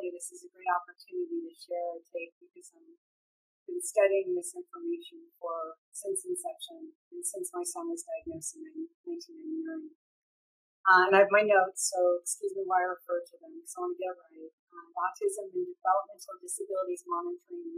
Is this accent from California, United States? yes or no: yes; California, United States; I'm from California